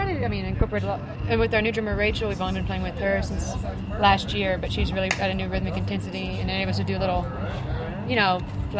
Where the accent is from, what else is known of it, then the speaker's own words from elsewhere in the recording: West Columbia, Texas, United States; I grew up in a very small hick town in Texas.